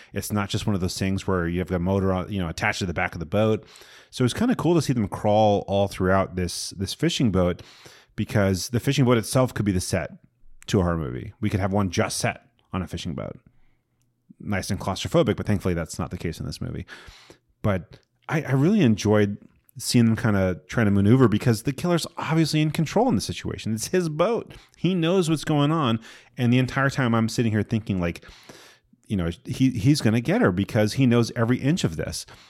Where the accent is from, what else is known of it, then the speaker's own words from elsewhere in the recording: Sayville, New York, United States; Sayville, Long Island, my hometown